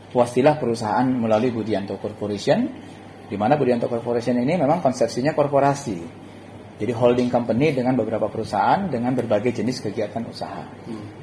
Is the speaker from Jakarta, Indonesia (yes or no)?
no; Cikarang, West Java, Indonesia; saya sebagai orang Cikarang atau kita yang ada hidup di kawasan industri